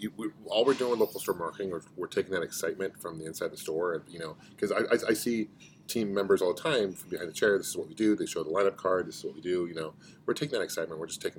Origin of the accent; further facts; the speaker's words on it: Arizona, United States; I'm from Arizona.